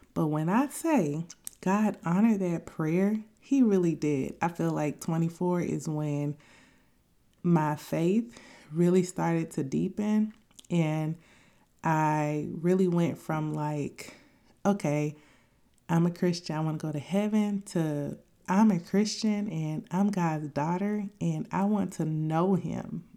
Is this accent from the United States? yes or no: yes; Tuskegee, Alabama, United States; I grew up in Tuskegee, Alabama